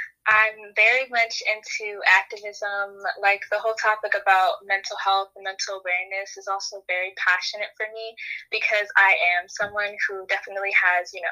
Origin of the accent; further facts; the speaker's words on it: United States; also born or lived in Baltimore, Maryland; I am American